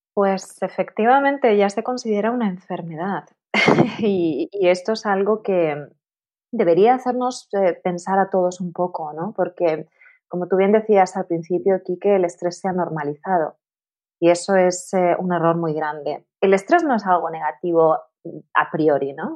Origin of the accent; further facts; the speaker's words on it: Tenerife, Canary Islands, Spain; moved away; also born or lived in Madrid; me mudé a Madrid porque yo soy de Tenerife